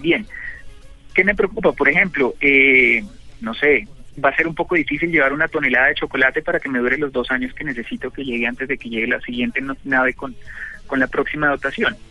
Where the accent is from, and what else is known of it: Colombia